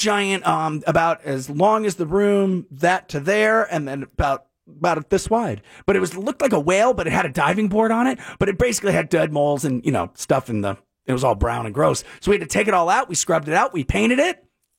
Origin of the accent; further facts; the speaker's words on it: Connecticut, United States; also born or lived in Rockville Centre, Long Island, New York; I was born in Long Island, Rockville Center, and then we lived in Long Island until I was 7 years old, and then that's when my dad decided that 4 boys plus my mom in a small beach house about the size of this room were moving to Connecticut.